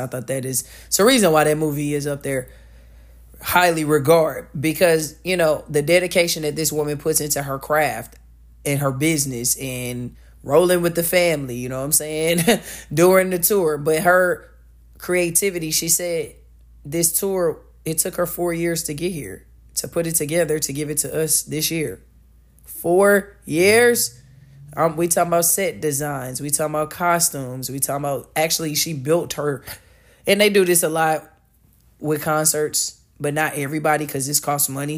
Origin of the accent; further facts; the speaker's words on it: United States; speaking as an American